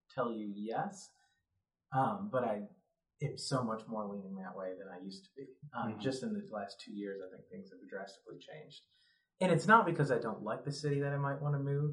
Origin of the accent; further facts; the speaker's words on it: Rochester, New York, United States; now in Lexington, United States; upstate New York, I'm from Rochester